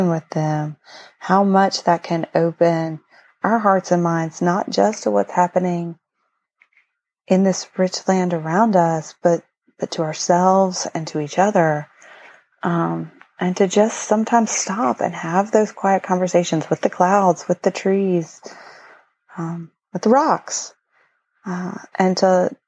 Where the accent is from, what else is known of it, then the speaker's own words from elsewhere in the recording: Appalachia, United States; moved away; And I spent most of my life growing up in Appalachia